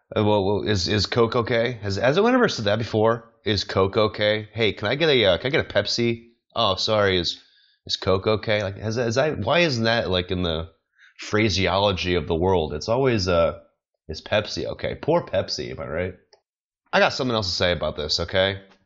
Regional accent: United States; moved away; I'm American. I don't live in America

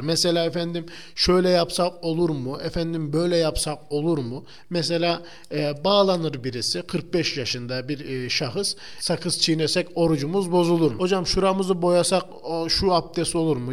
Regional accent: Turkey; biz Türkler olarak

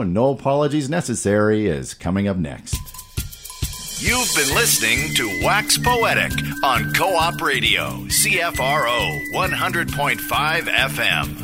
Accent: Canada; we're not American

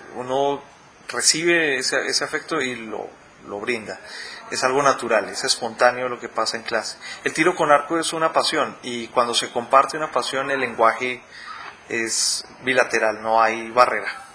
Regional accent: Colombia; aquí en, Colombia

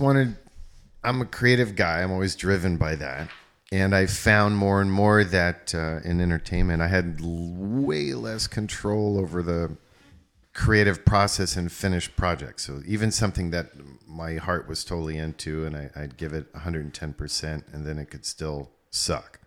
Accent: East Coast, United States; I'm from East Coast

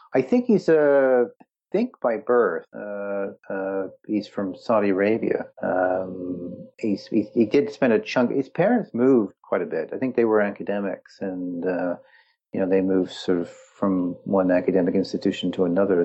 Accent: Wales, United Kingdom; moved away; also born or lived in Canada; my heritage is Welsh. I grew up in Wales, but obviously there's a Canadian influence

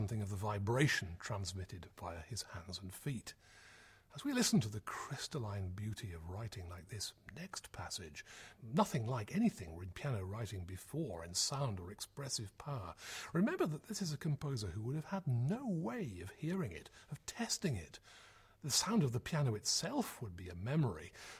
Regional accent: United Kingdom; as British listeners

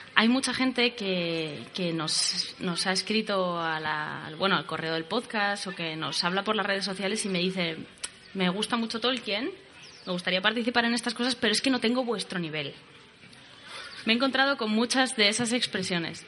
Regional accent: Madrid, Community of Madrid, Spain; yo nací en Madrid en el año 83

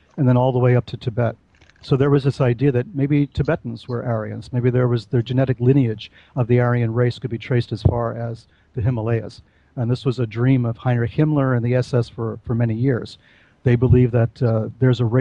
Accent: New York City, New York, United States; I'm from New York City. I'm from the Bronx.

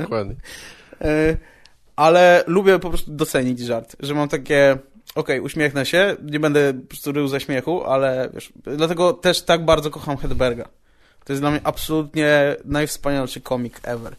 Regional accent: Radom, Masovian Voivodeship, Poland; moved away; jak byłem u siebie w Radomiu na chacie

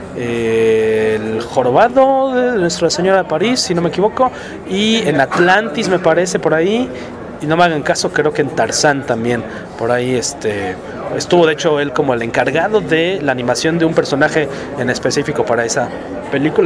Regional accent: Mexico; nuestro bello y catastrófico país

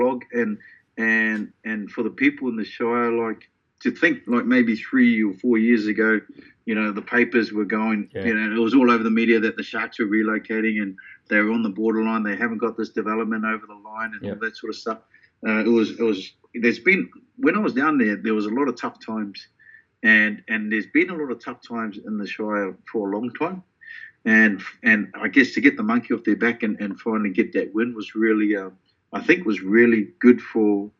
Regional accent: Auckland, New Zealand; now in Sydney, Australia; growing up in Grey Lynn in central Auckland with my club at Richmond

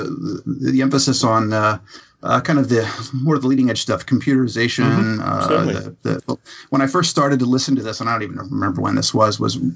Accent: Pennsylvania, United States; now in Falls Church, United States; I'm originally from Pennsylvania

